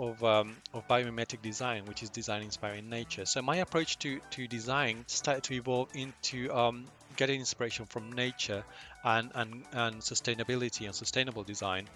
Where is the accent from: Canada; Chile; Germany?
Chile; moved away as an adult; also born or lived in London; Chile, my home country.